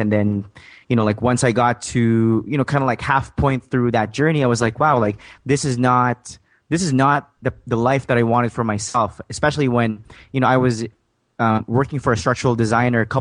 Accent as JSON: {"language": "English", "country": "Saudi Arabia", "tie": "born or raised there", "also_born_or_lived": "Philippines / Calgary, Alberta, Canada", "second_language": "English", "moved": "yes", "lives_now": "Canada", "said": "I was born in a small farm back in the Philippines, but I was raised in Saudi Arabia."}